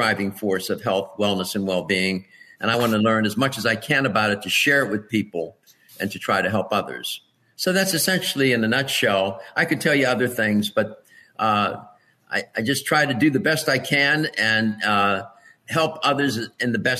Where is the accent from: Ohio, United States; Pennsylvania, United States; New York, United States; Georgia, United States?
Pennsylvania, United States; Pittsburgh; I was born and raised in Pittsburgh, Pennsylvania